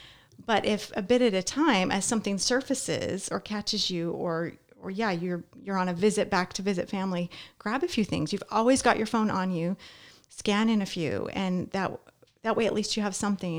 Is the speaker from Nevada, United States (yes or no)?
yes; Las Vegas, Nevada, United States; When I was growing up in Las Vegas, I mentioned I had a lot of family around.